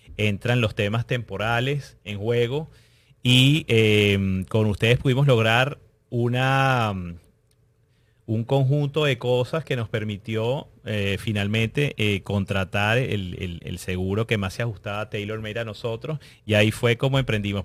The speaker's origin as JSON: {"language": "Spanish", "country": "Venezuela", "moved": "as an adult", "said": "Nosotros somos eh, inmigrantes venezolanos."}